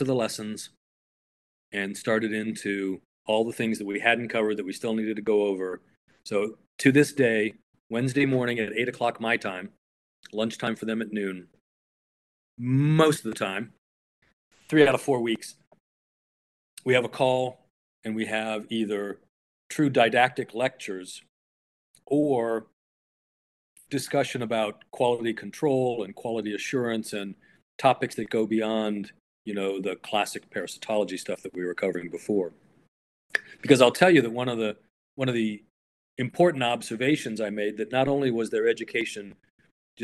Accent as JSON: {"language": "English", "country": "United States", "said": "as an American"}